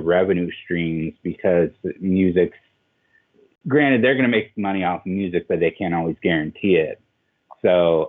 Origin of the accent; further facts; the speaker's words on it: Denver, Colorado, United States; now in Portland, United States; I grew up in Denver